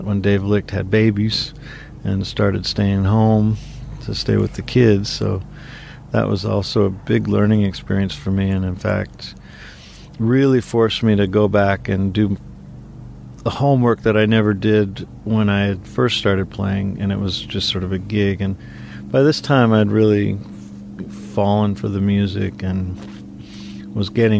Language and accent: English; Seattle, Washington, United States; I grew up playing violin in Seattle